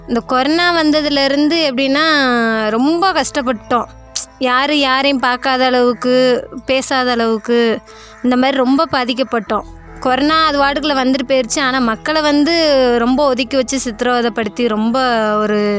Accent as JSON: {"language": "Tamil", "town": "Pamban", "region": "Tamil Nadu", "country": "India", "said": "நான் …"}